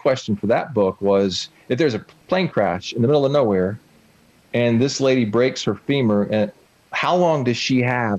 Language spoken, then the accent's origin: English; Southeast, United States; I'm from the Southeast. I've spent a whole lot of time on the water, both river or ocean.